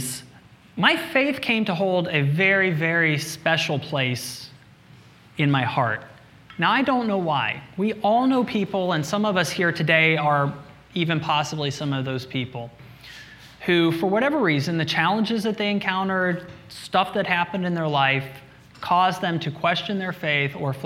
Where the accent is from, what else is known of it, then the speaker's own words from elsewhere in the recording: Midwest, United States; now in New York City, United States; I was born and raised in the Midwest.